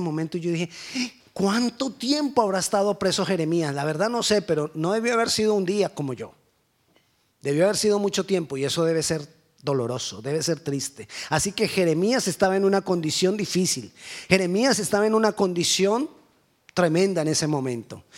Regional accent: Cali, Valle del Cauca, Colombia; moved away; Estaba en mi país, en mi ciudad, en Cali

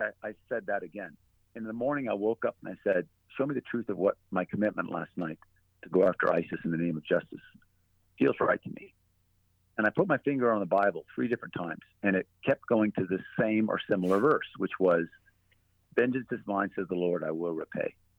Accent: United States; as an American soldier

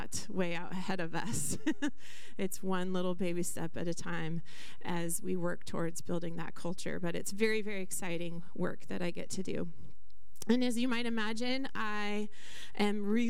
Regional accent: Skagit County, Washington, United States; I grew up in Skagit County

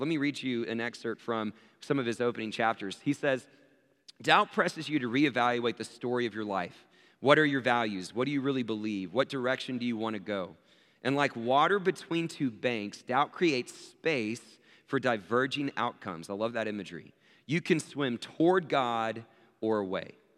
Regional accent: Abilene, Texas, United States; I was born in Abilene, Texas

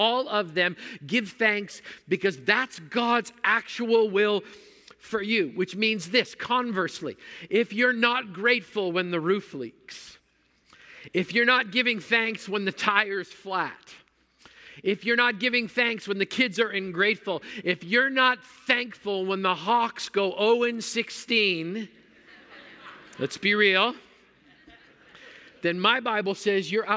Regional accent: Manitoba, Canada; I grew up in Manitoba where mosquitoes are big enough to carry off small children

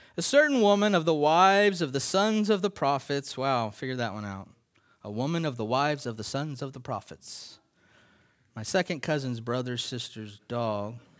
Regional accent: United States; as American Christians

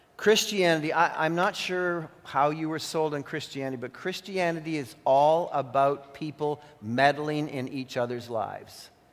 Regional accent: Canada; I became like a Canadian citizen because I was born here

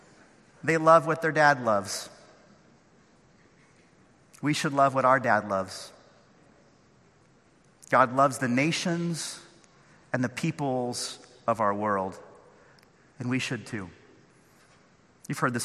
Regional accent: Northern California, United States; now in Orange County, United States; I grew up in Northern California.

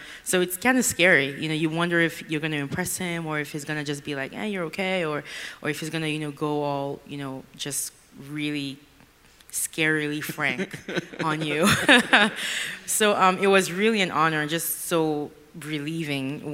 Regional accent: Nigeria; now in Houston, United States; I grew up in Nigeria, and now I live with my family in Houston.

